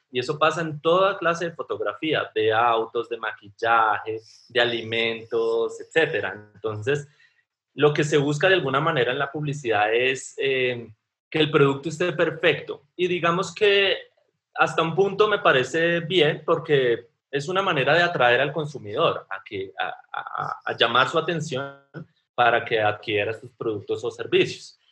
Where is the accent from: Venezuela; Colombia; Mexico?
Colombia; yo soy fotógrafo colombiano